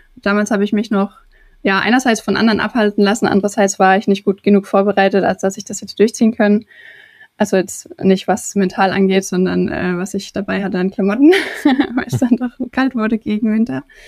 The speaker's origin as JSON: {"language": "German", "country": "Germany", "also_born_or_lived": "Turkey", "moved": "yes", "said": "ich deutsch wie ich bin"}